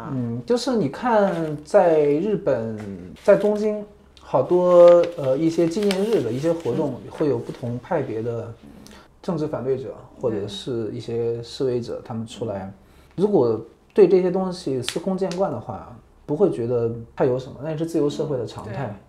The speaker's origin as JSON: {"language": "Chinese", "country": "China", "moved": "yes", "lives_now": "Japan", "said": "我是中国人"}